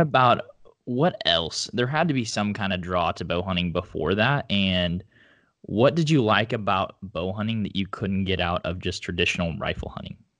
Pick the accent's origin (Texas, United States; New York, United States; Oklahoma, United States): Oklahoma, United States; northeast; there's a lot of um, segmented land where I grew up in like northeast Oklahoma